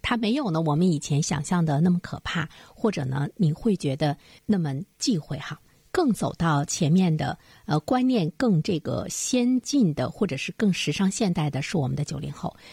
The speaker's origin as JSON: {"language": "Chinese", "country": "China", "said": "我们中国人"}